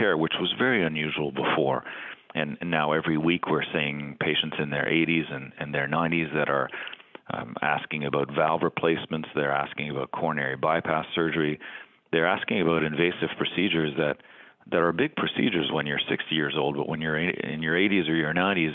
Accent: Canada; moved away as an adult; also born or lived in Boston, United States / Stanford, United States / New Brunswick, Canada; now in Cleveland, United States; I'm Canadian and now living in the United States

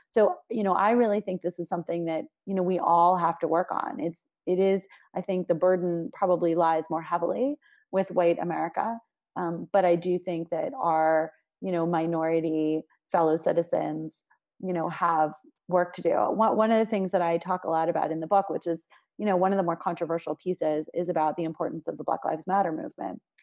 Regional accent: Washington, District of Columbia, United States; I grew up in Washington, D C, which is a very unique and diverse place

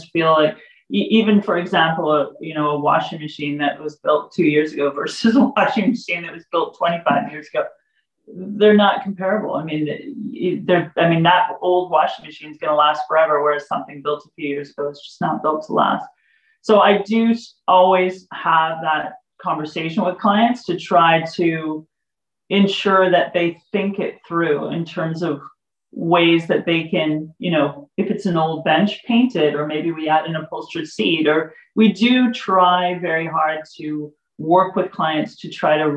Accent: California, United States; moved away; I'm originally from California

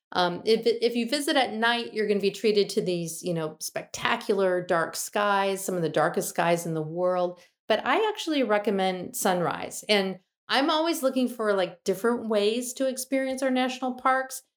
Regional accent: Michigan, United States; I'm from Michigan and I'm used to what these landscapes look like

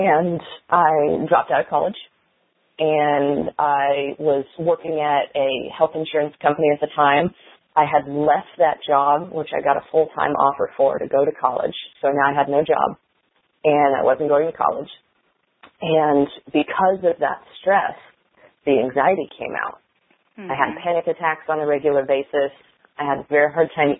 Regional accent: Indiana, United States; My first newsletter article was published in the local paper in my hometown in Indiana when I was 6

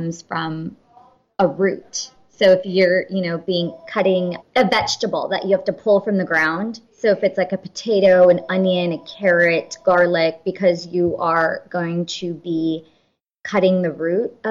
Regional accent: California, United States; we are first generation, born and raised in California

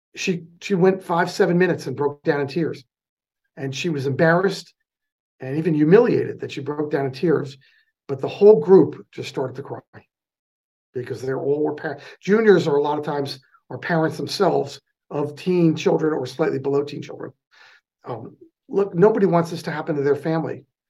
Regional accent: New Jersey, United States; accent: New York; now in California, United States; i grew up in the new york market in north jersey just outside of lincoln

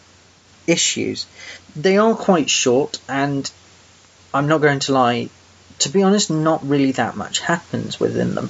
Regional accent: England, United Kingdom; I'm that English guy

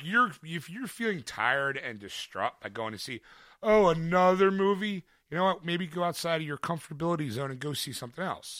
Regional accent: Philadelphia, Pennsylvania, United States; I can say I am from Philadelphia

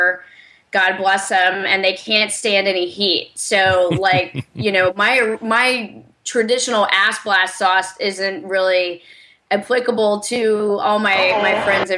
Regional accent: the South, United States; I'm from the South too, not from Alabama

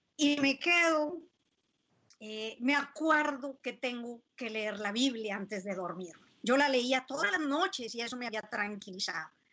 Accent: San Buenaventura, Coahuila, Mexico; moved away as an adult; also born or lived in United States; de haber dejado mi tierra querida. Esa la dejé desde los 18 años, San Buena

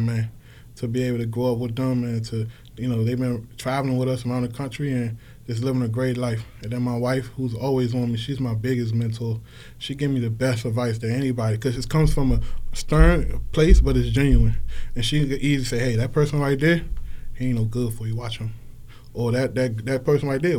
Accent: Washington, District of Columbia, United States; growing up in Washington D.C.

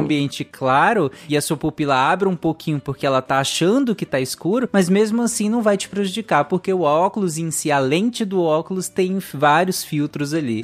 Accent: Pará, Brazil; eu cresci no Pará

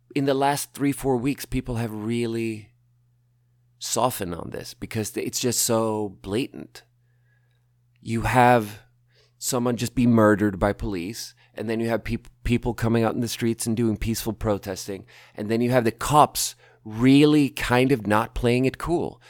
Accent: Malmö, Skåne, Sweden; I grew up in, I was born in Malmö. I grew up around there.

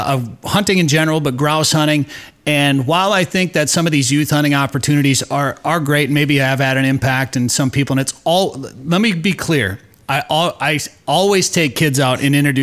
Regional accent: Wisconsin, United States; now in Minnesota, United States; I grew up rifle hunting in Wisconsin during that Thanksgiving 9-day season.

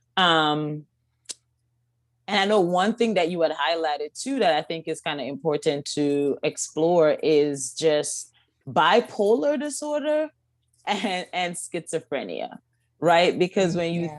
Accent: Kingston, Jamaica; now in United States; born and raised in Kingston, Jamaica

